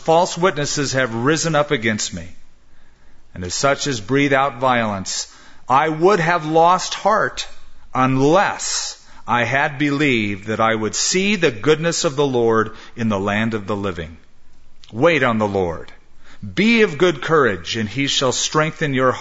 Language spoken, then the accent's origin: English; Southern California, United States; now in Albuquerque, United States; growing up in Southern California